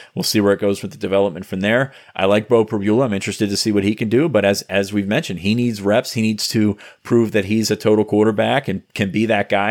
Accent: Franklin County, southern Pennsylvania, United States; I grew up in Franklin County

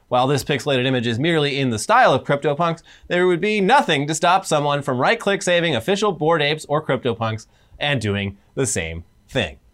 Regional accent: Orange County, California, United States; I'm from Orange County

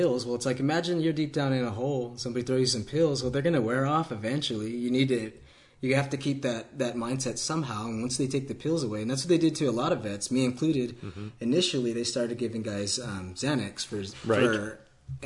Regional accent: California, United States; I grew up in California.

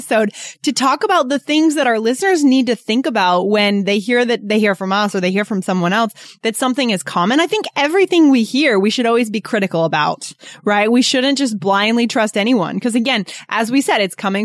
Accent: New Hampshire, United States; also born or lived in Japan; I'm from New Hampshire

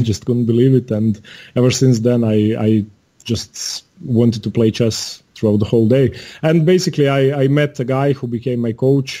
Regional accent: Zagreb, City of Zagreb, Croatia; also born or lived in Poland; I'm from Zagreb, Croatia. That's the capital.

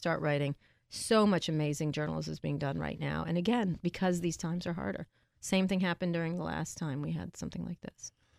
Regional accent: Roslyn Harbor, New York, United States; I grew up in Roslyn Harbor.

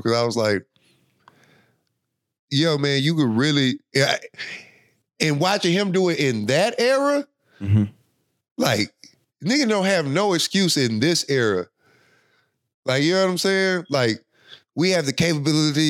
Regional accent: Waco, Texas, United States; also born or lived in Minnesota; I moved back to Waco from Minnesota

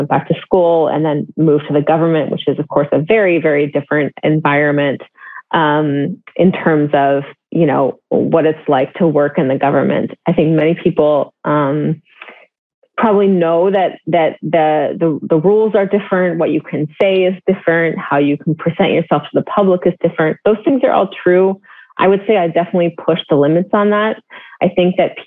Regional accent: Northern California, United States; I'm from the Bay Area, from further north, but if you're from Northern California, you say you're from the Bay Area, that's what you do. And I lived, you know, most of my younger life in the Bay Area

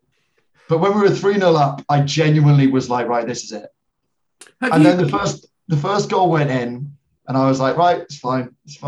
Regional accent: Edinburgh, Scotland, United Kingdom; now in London, United Kingdom; I grew up in Edinburgh and then moved down to London. So the accent is a mixture of middle of nowhere.

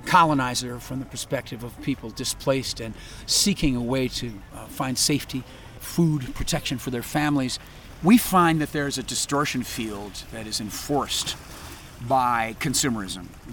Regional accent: Wisconsin, United States; I'm from Wisconsin

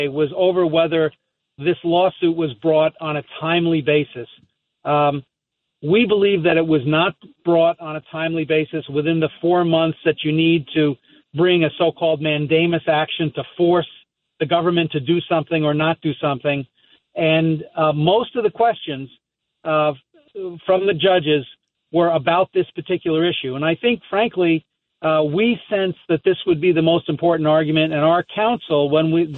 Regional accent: Seaford, New York, United States; we're both from Seaford, New York originally

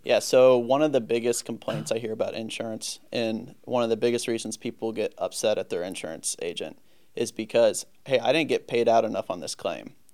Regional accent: St. Louis, Missouri, United States; also born or lived in Virginia; born and raised in St. Louis.

